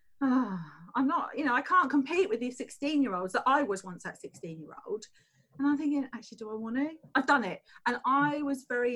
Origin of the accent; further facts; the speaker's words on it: Tunbridge Wells, South East England, United Kingdom; I came from a council estate in Tunbridge Wells